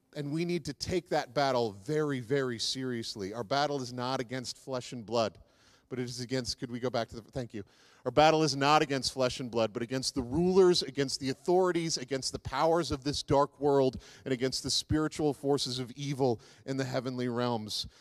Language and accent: English; East Coast, United States; one I grew up with on the East Coast